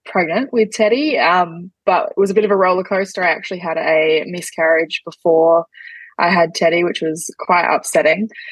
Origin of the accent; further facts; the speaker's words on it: Adelaide, South Australia, Australia; I'm from Adelaide in South Australia